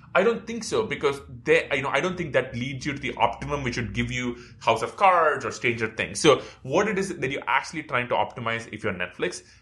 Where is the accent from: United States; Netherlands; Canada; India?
India; moved away; when I grew up in India